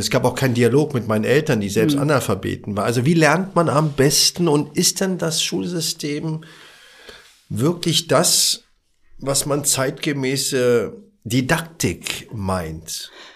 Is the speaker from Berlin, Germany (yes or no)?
yes; Berlin, Germany; Ich bin ja aus dem Wedding